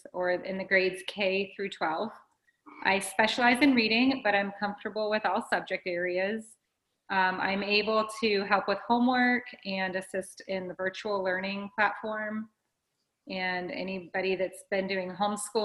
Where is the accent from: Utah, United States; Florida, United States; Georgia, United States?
Florida, United States; Sanibel; also born or lived in New York City; I'm a Sanibel native.